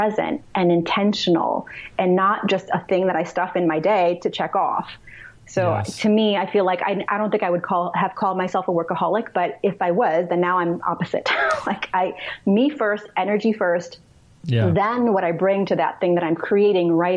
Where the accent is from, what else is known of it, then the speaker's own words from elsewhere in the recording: New York City, New York, United States; moved away; also born or lived in Russia; I grew up in New York City